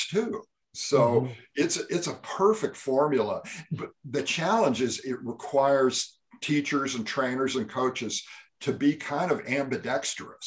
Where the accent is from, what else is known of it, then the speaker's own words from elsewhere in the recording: California, United States; I grew up in California